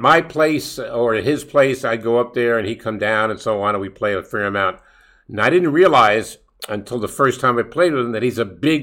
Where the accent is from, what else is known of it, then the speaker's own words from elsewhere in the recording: New York City, New York, United States; we're both from Brooklyn